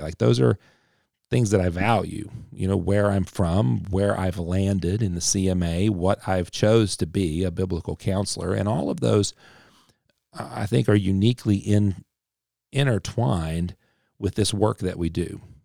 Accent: Appalachia, United States; I'm, I'm Appalachian. I'm very, very Appalachian. So, uh, through and through

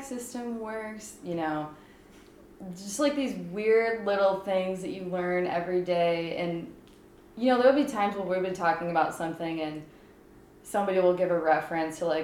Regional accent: United States; moved away as an adult; now in Sweden; being an American

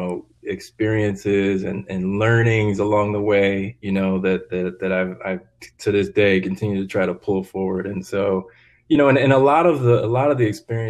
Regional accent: East Coast, United States; moved away; I grew up on the East Coast

